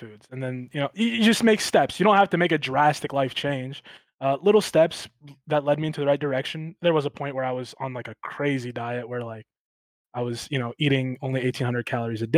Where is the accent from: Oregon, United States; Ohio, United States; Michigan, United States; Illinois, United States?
Ohio, United States; Marion; moved away as an adult; now in California, United States; I grew up in Marion, right? Mm-hmm. So it's small town Ohio